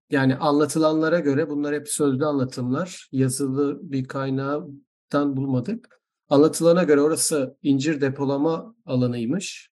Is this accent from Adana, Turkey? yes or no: no; Izmir, Turkey; ben doğma büyüme İzmirli olduğum halde